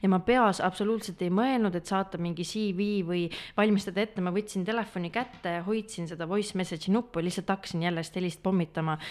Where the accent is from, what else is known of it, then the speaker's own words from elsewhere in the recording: Pärnu, Pärnu County, Estonia; olen pärit Pärnust